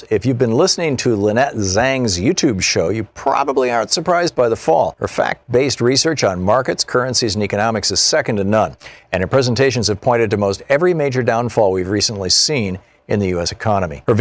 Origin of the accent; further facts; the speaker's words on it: United States; Julio, I am not a Venezuelan. I'm an American